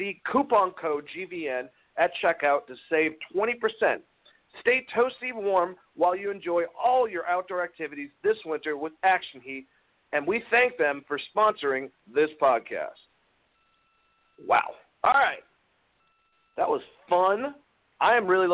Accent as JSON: {"language": "English", "region": "Georgia", "country": "United States", "said": "I'm from Georgia"}